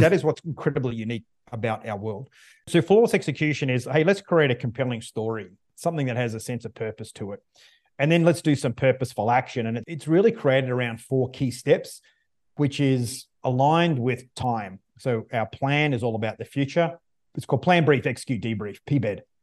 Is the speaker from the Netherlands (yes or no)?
no; Australia; now in United States; I'm not from the U S. I'm Australian. I live in the U S now